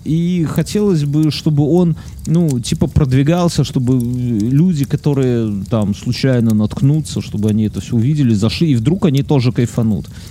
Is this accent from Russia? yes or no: no; Belarus; я, потому что из Беларуси